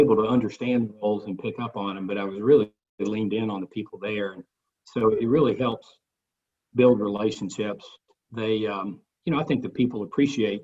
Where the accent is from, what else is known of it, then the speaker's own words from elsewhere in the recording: Cleveland, Tennessee, United States; also born or lived in Oxford, Mississippi / West Point, Mississippi; now in Knoxville, United States; I grew up in East Tennessee, grew up in Cleveland and Bradley County